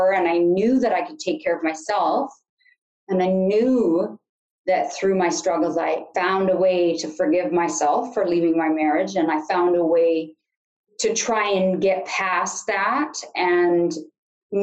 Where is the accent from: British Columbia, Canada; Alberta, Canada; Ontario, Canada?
British Columbia, Canada; Sunshine Coast; now in Kamloops, Canada; if there's anyone watching from the Sunshine Coast, that's where I hail from